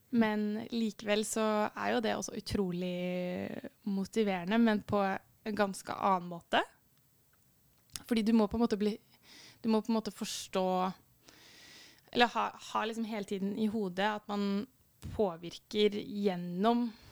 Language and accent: Norwegian; Fredrikstad, Østfold, Norway; jeg kommer jo fra Fredrikstad, som dere kanskje hører